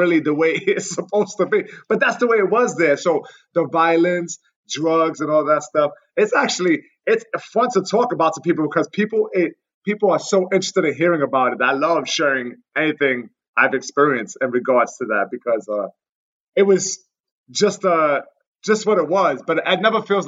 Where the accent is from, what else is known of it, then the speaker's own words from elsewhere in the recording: New York, United States; New York, born and raised, Lower East Side.